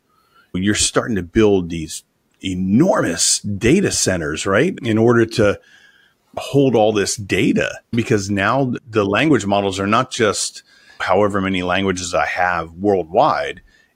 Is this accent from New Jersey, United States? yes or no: no; Los Angeles, California, United States; accent: Los Angeles; That's going to be a lot different than my true Los Angeles accent or my New York accent.